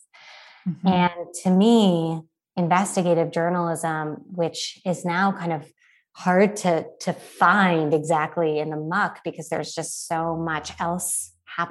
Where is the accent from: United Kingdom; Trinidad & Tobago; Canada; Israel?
Canada; moved away as an adult; now in United States; as a Canadian